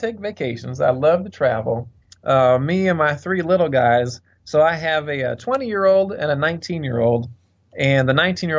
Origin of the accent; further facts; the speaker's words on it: St. Louis, Missouri, United States; also born or lived in Vancouver, Canada; I was born in Vancouver, Canada, but lived just about all my life here in St. Louis.